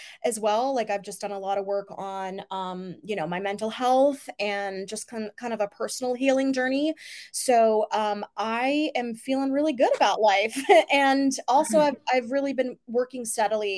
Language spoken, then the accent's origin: English; Virginia, United States; moved away; growing up in Virginia, visiting DC, going to Winchester